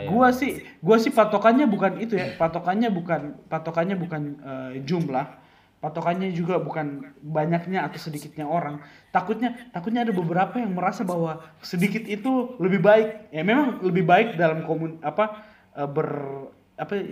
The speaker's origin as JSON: {"language": "Indonesian", "region": "South Sulawesi", "country": "Indonesia", "said": "ada gereja yang kecil maksudnya di kampung gua dari Toraja gereja di kampung nggak ada komunitasnya cuma datang seminggu sekali ya"}